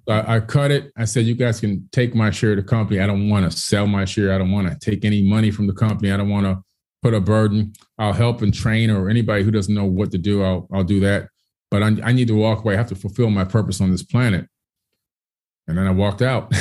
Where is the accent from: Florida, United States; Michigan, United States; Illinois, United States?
Florida, United States; Miami; born or raised there; also born or lived in Queens, New York